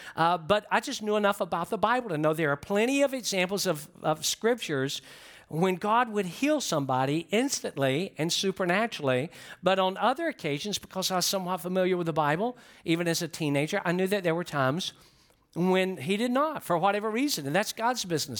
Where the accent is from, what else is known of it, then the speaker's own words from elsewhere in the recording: Georgia, United States; I'm from Georgia